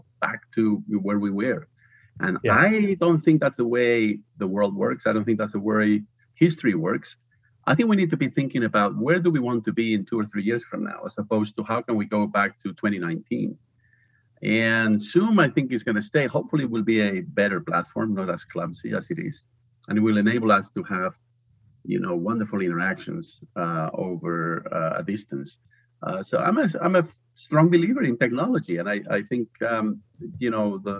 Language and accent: English; Spain; English is a second language; moved away as an adult; also born or lived in United States; now in United Kingdom; I'm originally from Spain. I think people will detect an accent pretty quickly